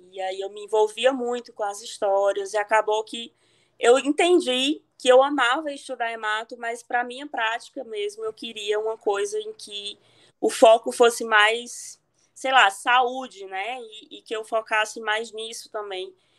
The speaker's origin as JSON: {"language": "Portuguese", "area": "Cariri", "region": "Ceará", "country": "Brazil", "accent": "Ceará", "said": "foi lá que eu fiz medicina na minha terra aqui no Cariri, na UFC de Barbalha."}